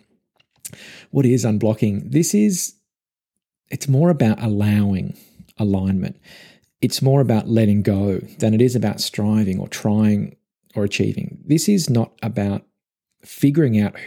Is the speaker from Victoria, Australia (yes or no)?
yes; Melbourne, Victoria, Australia; also born or lived in Gold Coast, Queensland; I'm originally from Melbourne. It's my home.